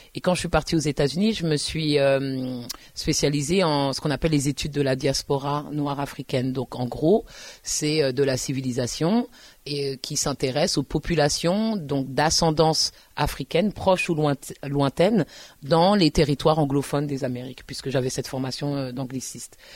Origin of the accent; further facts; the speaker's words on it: Paris, Île-de-France, France; moi je suis parisienne